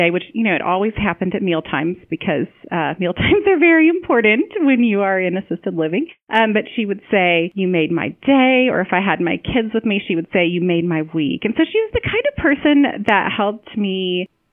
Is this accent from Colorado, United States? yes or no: no; Ohio, United States; my home state of Ohio